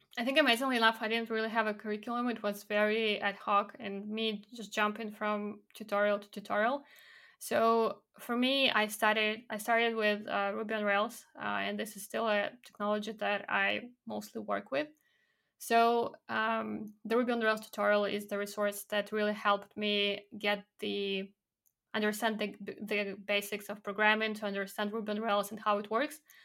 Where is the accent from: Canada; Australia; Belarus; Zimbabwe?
Belarus; moved away as an adult; also born or lived in Poland; now in United Kingdom; my background, growing up in Belarus